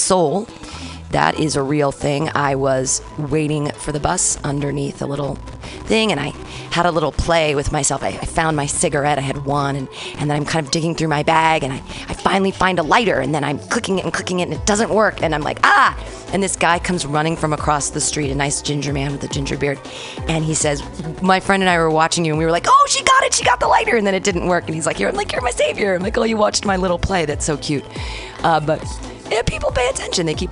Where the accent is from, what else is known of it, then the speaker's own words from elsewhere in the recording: United States; I grew up here in America